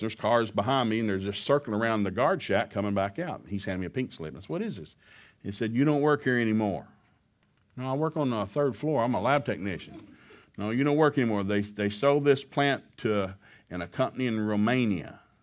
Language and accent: English; the South, United States; Now, I grew up in the South.